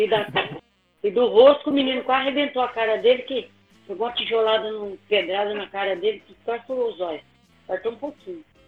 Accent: Minas Gerais, Brazil; Eu sou mineira, imagina, criada em Minas, tudo

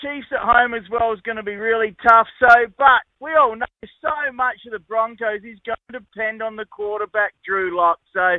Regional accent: Adelaide, South Australia, Australia; I'm from Adelaide, mate.

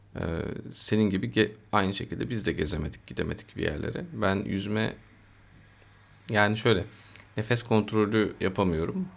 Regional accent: Istanbul, Turkey; buradayız işte burada doğduk büyüdük

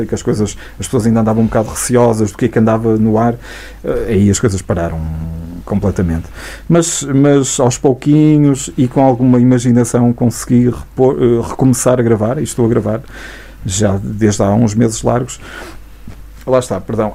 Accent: Santa Marta de Penaguião, Norte, Portugal; also born or lived in Vila Real; eu nasci em Santa Marta, estudei oito anos

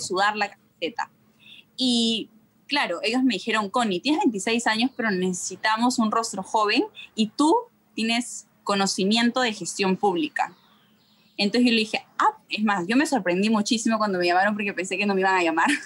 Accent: Peru; estoy hablando como sociedad peruana

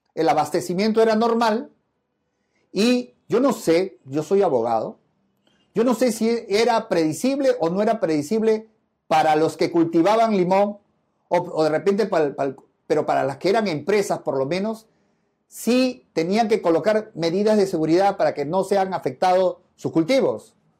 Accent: Peru; como buen peruano

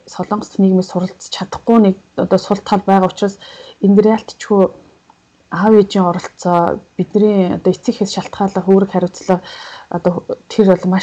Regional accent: Mongolia; moved away as an adult; now in South Korea; би чинь хотыг бодвол хөдөөний хүүхдээс учраас

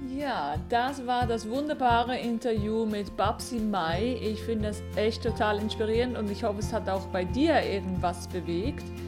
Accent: Switzerland; ich bin aus der Schweiz

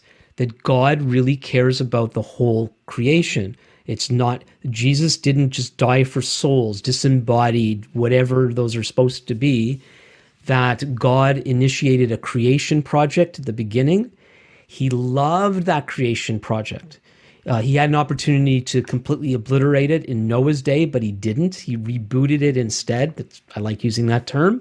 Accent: Canada; as a Canadian

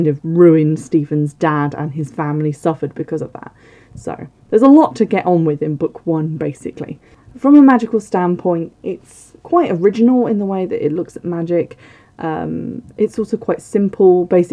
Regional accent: Somerset, South West England, United Kingdom; can you tell I'm from the south? Can you tell I'm from Somerset? Or have spent large parts of my life living there

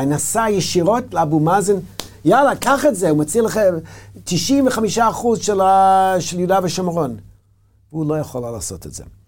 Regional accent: United States; Hebrew is a second language; moved away as an adult; now in Israel; כמו שאני גדלתי בארצות הברית

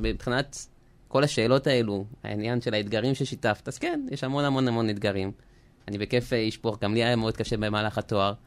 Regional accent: Israel; also born or lived in France; נולדתי בצרפת ובגיל עשר עליתי ארצה עם המשפחה

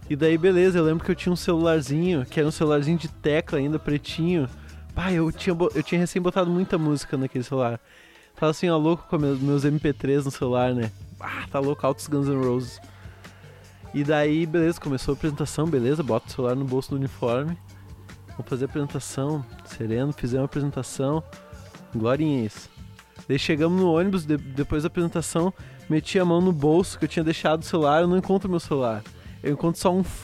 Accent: Alvorada, Rio Grande do Sul, Brazil; Porque eu também sou de um bairro de Alvorada.

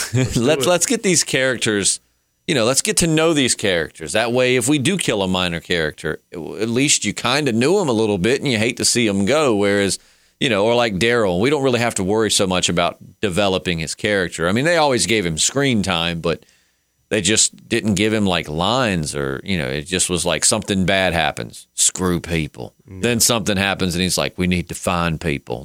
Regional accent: the South, Virginia, United States; because we're from the South and we know they're in Virginia, which is where we're located

